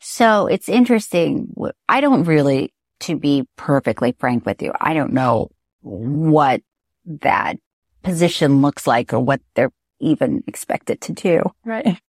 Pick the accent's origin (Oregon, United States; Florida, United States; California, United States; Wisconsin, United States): Florida, United States; I'm from Florida